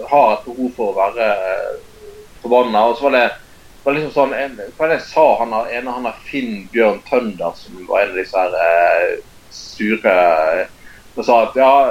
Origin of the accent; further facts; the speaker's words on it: Bergen, Vestland, Norway; jeg er bergenser